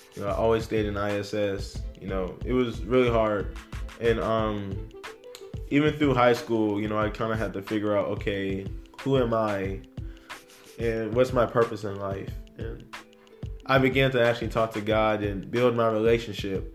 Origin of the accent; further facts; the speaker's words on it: Fayetteville, United States; also born or lived in Plainfield, New Jersey; I was born in Plainfield, New Jersey, and I moved to um, Fayetteville when I was five, and I grew up here.